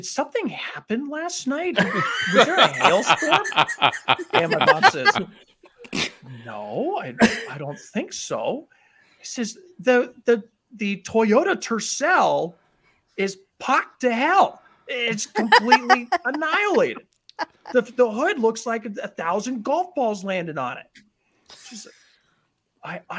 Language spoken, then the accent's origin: English; St. Louis, Missouri, United States; now in Rapid City, United States; I grew up in St. Louis, Missouri